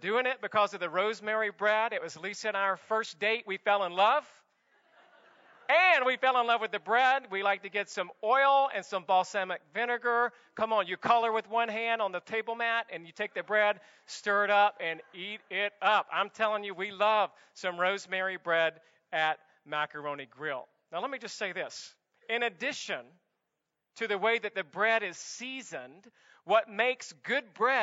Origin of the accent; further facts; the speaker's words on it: the South, United States; now in Santa Clarita, United States; I'm from the South